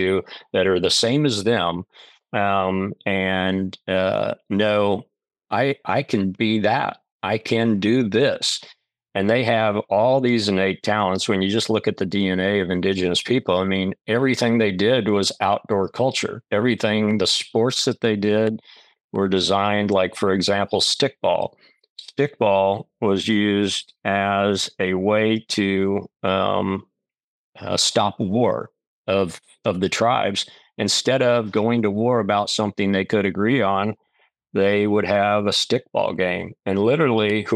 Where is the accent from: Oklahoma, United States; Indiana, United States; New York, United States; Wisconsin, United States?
Oklahoma, United States; moved away as an adult; also born or lived in North Carolina / Carmel-by-the-Sea, California; what I grew up here in Oklahoma